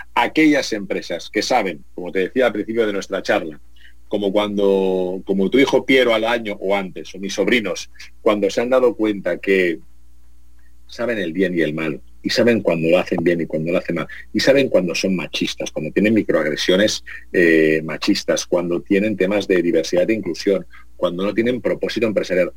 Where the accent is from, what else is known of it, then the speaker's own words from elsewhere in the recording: Spain; que somos latinos, españoles